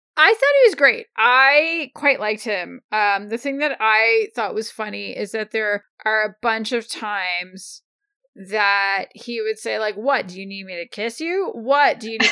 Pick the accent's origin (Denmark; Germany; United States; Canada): Canada; as a Canadian